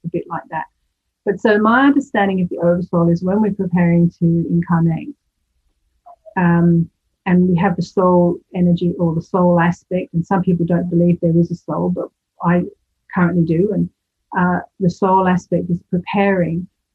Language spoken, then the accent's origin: English; United Kingdom; moved away; the UK, which is my home country